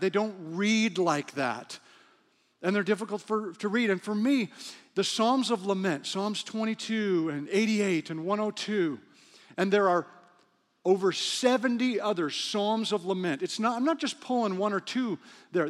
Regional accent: Western Canada, Canada; moved away; also born or lived in Cincinnati, Ohio / Africa; I'm from Western Canada

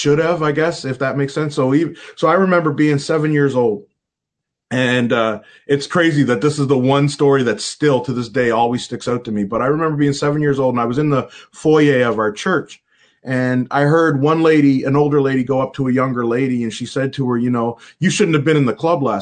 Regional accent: Halifax, Nova Scotia, Canada; I grew up in a community, North End Halifax

